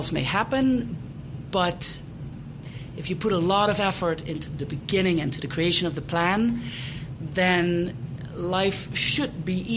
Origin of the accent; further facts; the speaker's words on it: Netherlands; English is a second language; moved away as an adult; also born or lived in East Coast, United States / Prescott, Arizona; now in Denver, United States; I was born and raised in the Netherlands, or Holland, as most people call it.